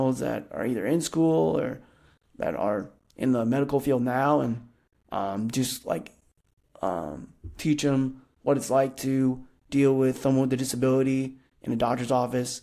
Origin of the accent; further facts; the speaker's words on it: Fremont, Nebraska, United States; now in Lincoln, United States; I grew up in Fremont, Nebraska, which is about a smaller town, about an hour from Lincoln, Nebraska